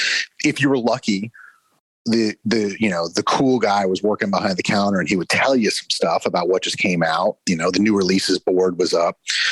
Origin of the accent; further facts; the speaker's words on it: Houston, Texas, United States; also born or lived in New Orleans / Los Angeles / New York / Boise; I am from all over the place, but I grew up in Houston, Texas, lived in New Orleans, Los Angeles, New York, Boise, Idaho, Baltimore. So I'm all over the place.